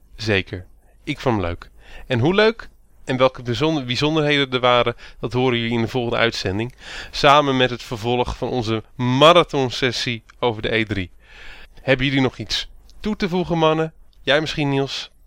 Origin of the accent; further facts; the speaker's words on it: Randstad, Netherlands; Ik kom zelf uit de Randstad